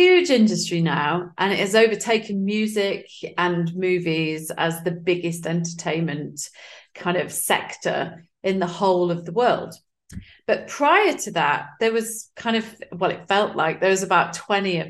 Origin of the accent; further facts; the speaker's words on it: Nottingham, East Midlands, United Kingdom; now in Zurich, Switzerland; I'm originally from the Midlands in the UK. So a place called Nottingham